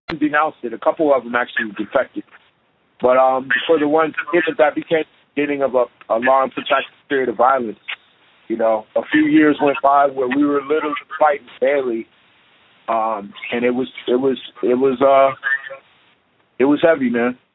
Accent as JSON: {"language": "English", "town": "Chicago", "region": "Illinois", "country": "United States", "tie": "born or raised there", "moved": "yes", "lives_now": "Portland, United States", "said": "growing up in Chicago."}